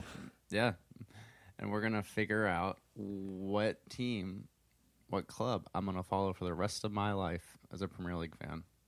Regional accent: United States; an American soccer fan

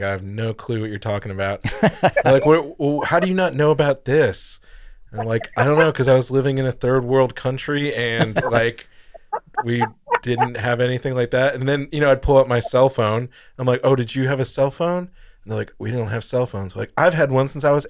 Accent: United States; also born or lived in Germany; I'm American

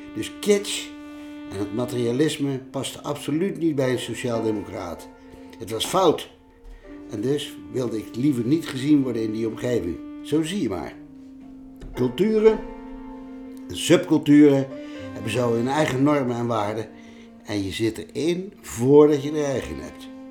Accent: Bergen op Zoom, North Brabant, Netherlands; In Bergen op zo waar ik ben opgegroeid

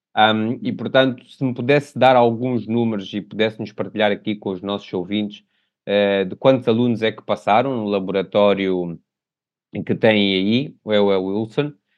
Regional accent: Mozambique; como moçambicano

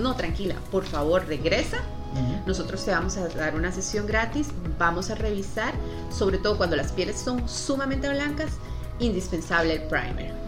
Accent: Heredia, Costa Rica; yo soy de Heredia y siento que los heredianos

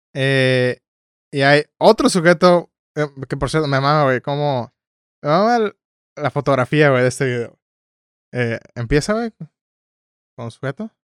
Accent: Tijuana, Baja California, Mexico

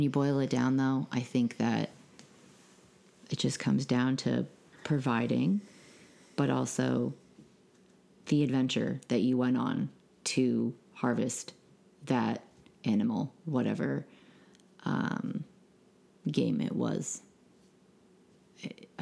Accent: Maine, United States; moved away; being born and raised in Maine

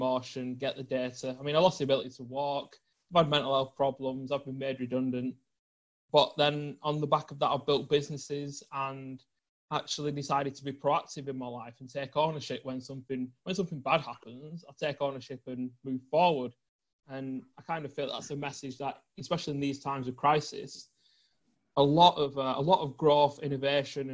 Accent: the north of England, United Kingdom; I grew up in the north of England

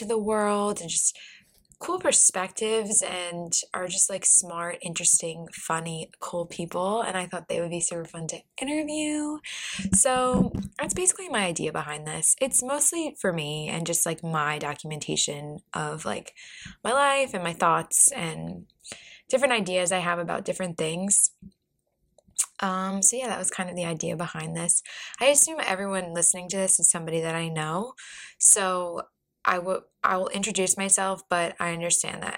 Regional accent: Baltimore, Maryland, United States; now in Arlington, United States; I'm originally from Baltimore too

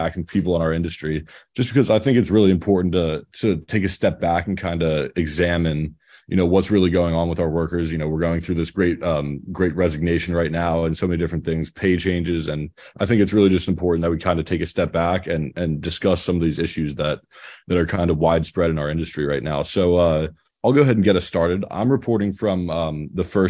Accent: Harrisburg, Pennsylvania, United States; I'm from Harrisburg, PA, which is not too far away

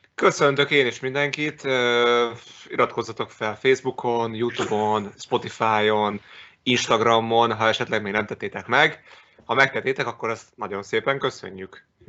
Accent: Szeged, Csongrád-Csanád, Hungary; én Szegedi vagyok

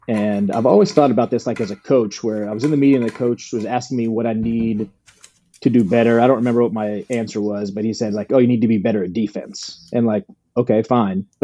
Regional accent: Virginia, United States; born or raised there; now in Los Angeles, United States

